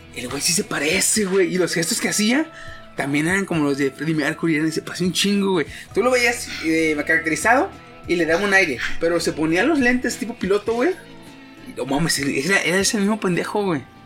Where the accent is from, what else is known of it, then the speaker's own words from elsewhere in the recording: Mexico; como paisa